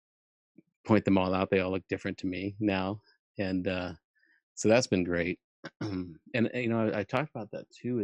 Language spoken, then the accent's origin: English; Albuquerque, New Mexico, United States; moved away; also born or lived in Germany / Hollywood; I was born in Germany on a military base and had lived on 6 different bases by the time I was 9 years old, where we then we settled in Albuquerque.